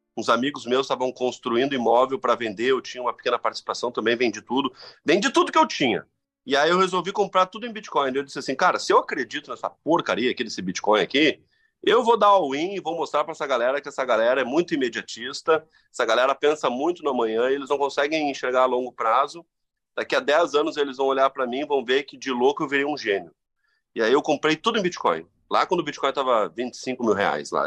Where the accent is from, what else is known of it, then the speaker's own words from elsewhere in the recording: Rio Grande do Sul, Brazil; da minha terra, do Rio Grande